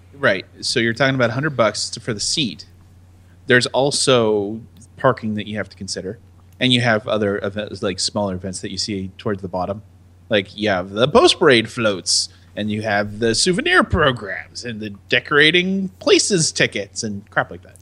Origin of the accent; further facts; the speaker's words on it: United States; I'm an American